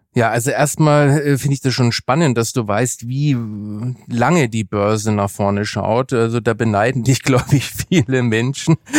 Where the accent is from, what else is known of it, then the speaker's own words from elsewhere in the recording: Germany; sind wir Deutsche